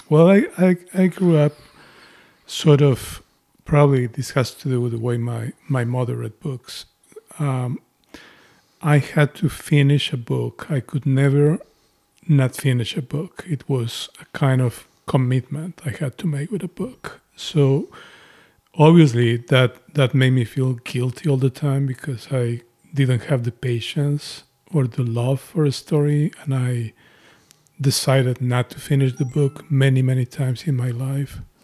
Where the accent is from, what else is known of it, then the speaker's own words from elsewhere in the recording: Mexico City, Mexico; my experience of growing up in Mexico